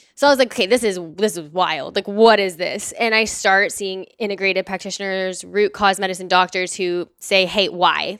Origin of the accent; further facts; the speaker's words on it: Dallas, Texas, United States; now in Austin, United States; I'm from Dallas, Texas. I live here in Austin